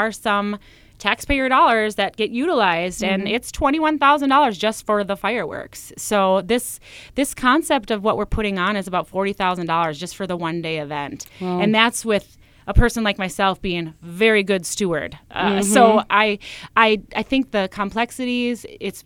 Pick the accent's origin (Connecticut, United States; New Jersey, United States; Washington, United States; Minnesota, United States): Minnesota, United States; Pequot Lakes; I'm from Pequot